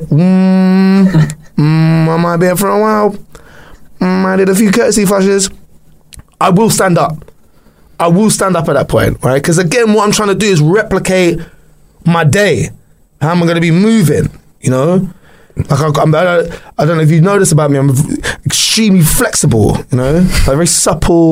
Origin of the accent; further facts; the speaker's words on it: London, United Kingdom; I'm from London, okay, we don't have toilets like